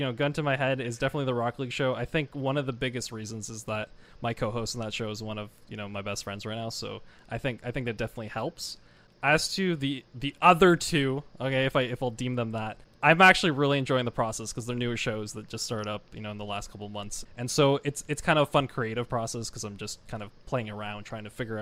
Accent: Canada; I am not from America, no, I'm Canadian

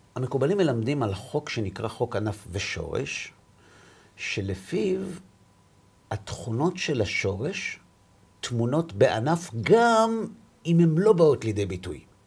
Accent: Bnei Brak, Tel Aviv District, Israel; אני בא מבני ברק

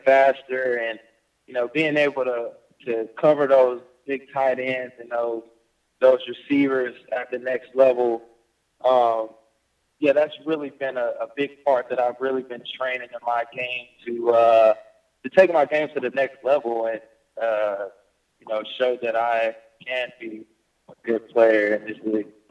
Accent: Texas, United States; my hometown in Texas

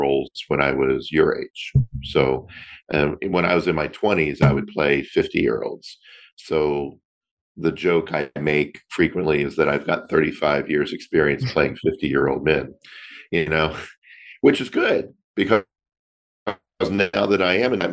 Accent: Florida, United States; now in Long Beach, United States; I am originally from Florida. I grew up there and left Florida for California in 1999.

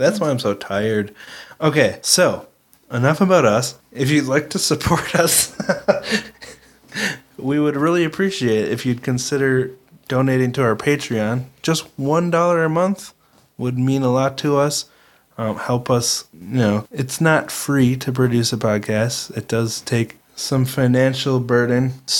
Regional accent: Minnesota, United States; We're from Minnesota. Can we say y'all?

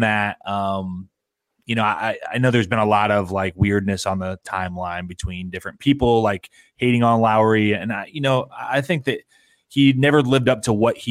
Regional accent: Philadelphia, Pennsylvania, United States; I'm from Philly

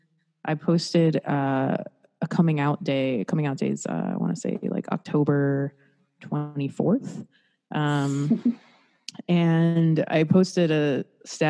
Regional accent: South Florida, United States; moved away as an adult; also born or lived in Los Angeles; I'm from South Florida

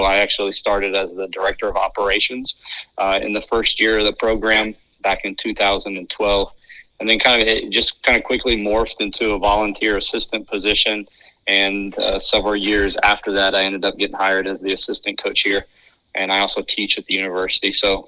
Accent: Indiana, United States; moved away; also born or lived in North Carolina; I'm from Indiana, so it's kind of in my blood. We ended up moving, and I ended up graduating and going to high school in North Carolina.

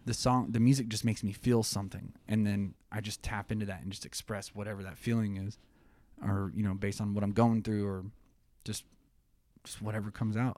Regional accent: Tulsa, Oklahoma, United States; We're from Tulsa in the music scene.

